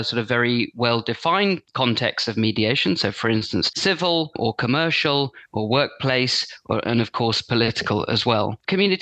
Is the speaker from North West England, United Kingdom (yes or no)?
no; London, United Kingdom; now in Brighton and Hove, United Kingdom; I'm from London originally, but I actually live here now.